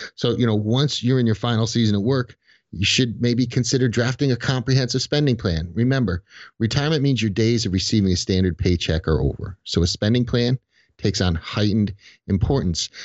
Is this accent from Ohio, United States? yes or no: no; Connecticut, United States